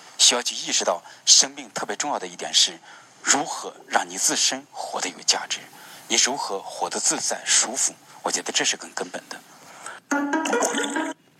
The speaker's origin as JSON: {"language": "Chinese", "country": "China", "said": "我们作为中国人"}